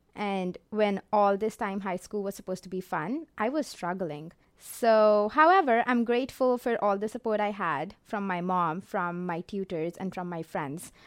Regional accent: Jalandhar, Punjab, India; moved away as an adult; now in Canada; I was born and raised in Jolander, India

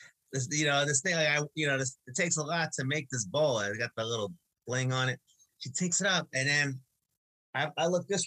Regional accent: Long Beach, New York, United States; I grew up in Long Beach. We know all about the waters here.

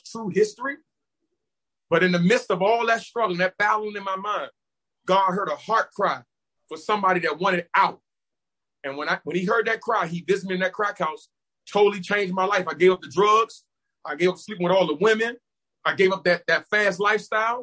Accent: Washington, District of Columbia, United States; I'm originally from Washington, D.C., I grew up right in Northeast Lincoln Heights, Washington, D.C.

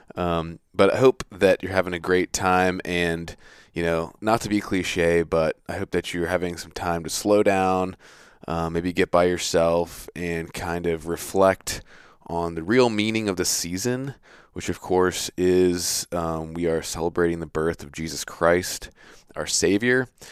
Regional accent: Virginia Beach, Virginia, United States; also born or lived in Centreville, Virginia; I grew up in Virginia Beach

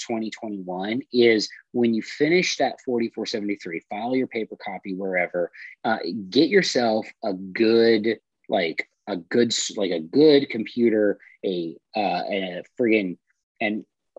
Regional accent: California, United States; I'm from California

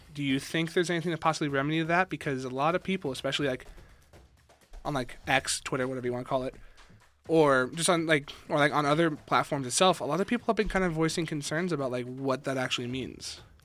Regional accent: Las Vegas, Nevada, United States; moved away as an adult; now in Reno, United States; being from Vegas, also, hi, I'm from Vegas.

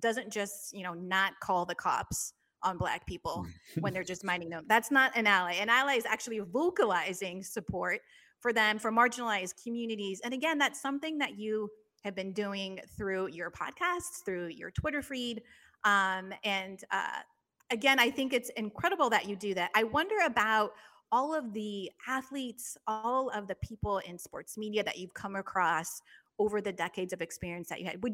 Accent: San Jose, California, United States; I'm from San Jose, the Black population is 3%

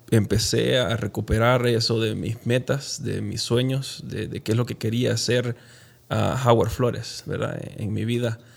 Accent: Honduras; moved away as an adult; also born or lived in Guatemala; now in Utah, United States; dejar mi carrera universitaria en Honduras y empezar todo de nuevo acá

